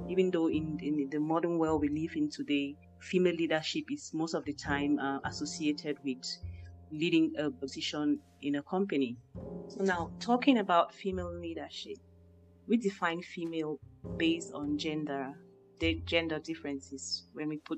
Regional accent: Cameroon; moved away; growing up in Cameroon

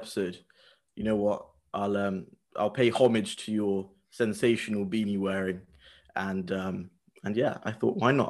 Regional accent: United Kingdom; we're British.

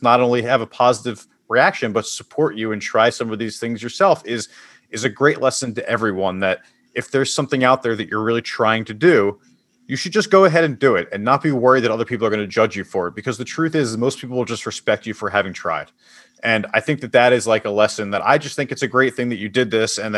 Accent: Philadelphia, Pennsylvania, United States; I'm from Philadelphia, so we're a big soft pretzel

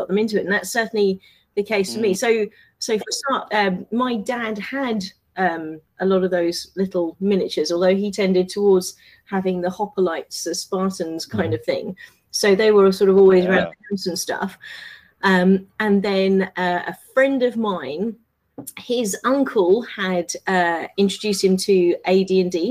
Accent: United Kingdom; moved away; I'm from South originally

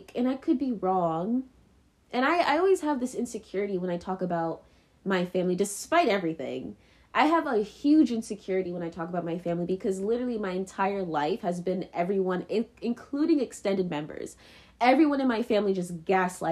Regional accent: United States; I am American and they are naturalized American

